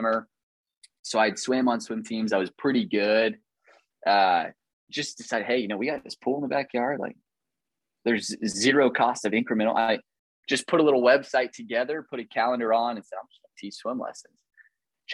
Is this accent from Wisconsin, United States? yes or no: no; Kearney, Missouri, United States; I grew up in Kearney, Missouri, tiny little suburb of Kansas City